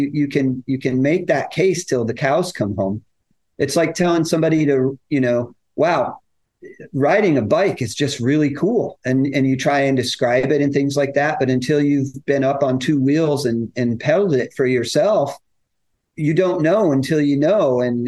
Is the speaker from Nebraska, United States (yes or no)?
yes; McCook, Nebraska, United States; The nine-hole course that I grew up on in McCook, Nebraska does.